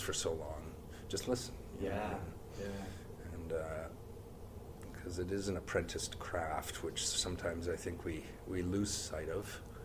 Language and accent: English; Brantford, Ontario, Canada; I grew up there. Uh, yeah, it was uh, the thriving metropolis of Brantford, Ontario